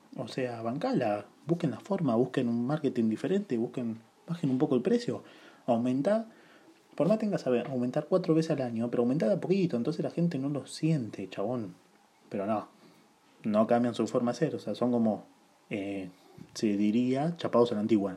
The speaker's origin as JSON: {"language": "Spanish", "town": "La Plata", "region": "Buenos Aires Province", "country": "Argentina", "said": "yo soy de La Plata"}